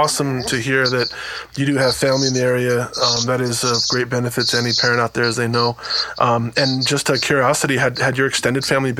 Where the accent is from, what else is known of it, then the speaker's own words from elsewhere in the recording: New Jersey, United States; moved away; also born or lived in New York / Lawrence, Kansas; I was born in New York and grew up in New Jersey, but I haven't lived there since the 90s.